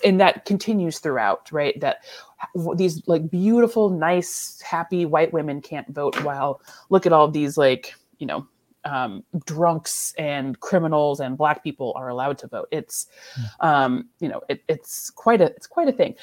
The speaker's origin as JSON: {"language": "English", "region": "Michigan", "country": "United States", "also_born_or_lived": "Ellsworth, Kansas", "moved": "yes", "said": "I'm from Michigan"}